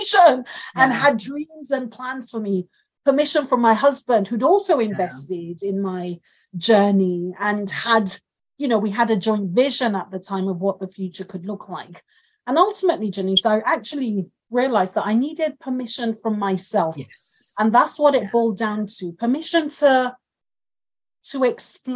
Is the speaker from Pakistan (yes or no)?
no; Nigeria; now in United Kingdom; I grew up in Nigeria with them